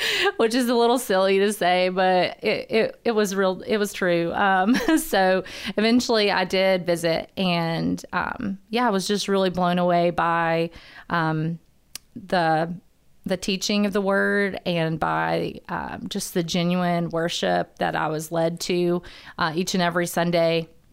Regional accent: Huntsville, Alabama, United States; born and raised in Huntsville

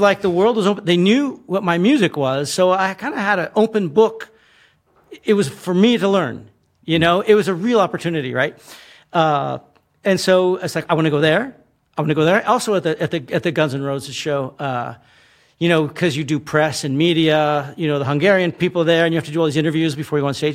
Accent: United States; we grew up with this thing of communism mm. in America

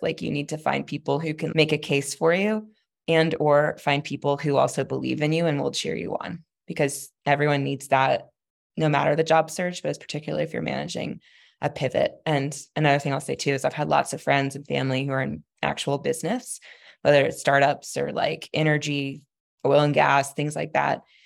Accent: Texas, United States; I'm not true Southern, I'm Texan

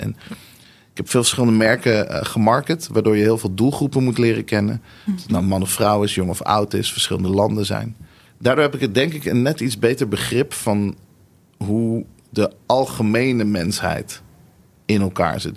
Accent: Nieuwegein, Utrecht, Netherlands; also born or lived in Tel Aviv, Israel; Ik ben geboren in Tel Aviv. En toen, eh, toen eindigde ik in Nieuwegein.

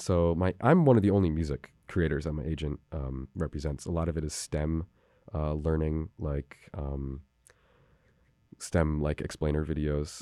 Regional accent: New Haven, Connecticut, United States; I grew up down on Bishop Street

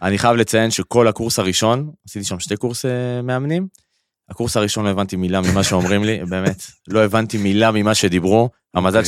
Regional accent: Karmiel, Northern District, Israel; moved away as an adult; also born or lived in Paris, France / London, United Kingdom; now in Tel Aviv, Israel; אני במקור מכרמיאל

